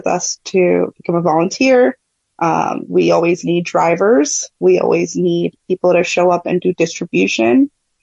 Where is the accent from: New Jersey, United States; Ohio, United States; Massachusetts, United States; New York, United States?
New York, United States; New York City; I was born and raised here in New York City.